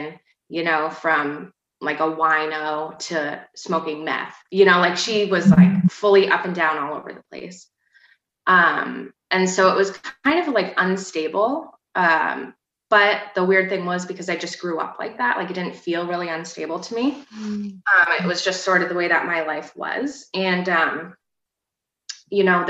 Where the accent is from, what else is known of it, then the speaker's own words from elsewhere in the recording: Vermont, United States; also born or lived in St. Albans, Vermont; I'm from Vermont. I've kind of lived all around Vermont. I probably spent the majority of my time in the St. Albans area